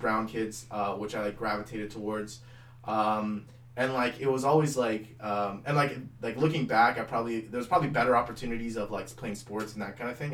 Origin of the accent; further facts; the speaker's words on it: Mississauga, Ontario, Canada; also born or lived in Oakville, Ontario; like eight until fourteen, we lived in Mississauga